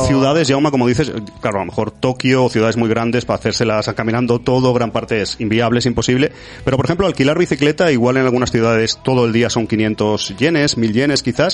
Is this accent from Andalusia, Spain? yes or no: yes; Andalusia, Spain; soy un poco de, origen andaluz y tengo ahí mi, mi deje a lo exagerado